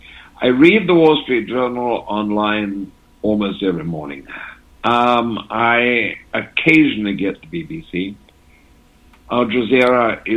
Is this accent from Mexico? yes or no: no; England, United Kingdom; also born or lived in Switzerland; My parents were divorced when I was quite young, and I was raised in England at my grandparents' and then Switzerland. by my English-speaking mother.